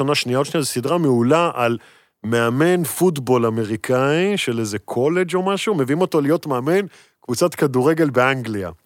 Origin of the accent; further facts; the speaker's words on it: Netanya, Central District, Israel; moved away as an adult; now in Tel Aviv, Israel; בתור ילד גדלתי בנתניה